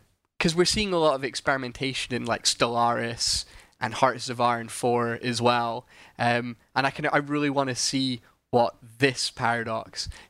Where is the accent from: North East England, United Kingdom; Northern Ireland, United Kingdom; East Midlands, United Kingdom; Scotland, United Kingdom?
Scotland, United Kingdom; accent: Scottish; I sound even sillier than I do with my weird Scottish accent, which is hard.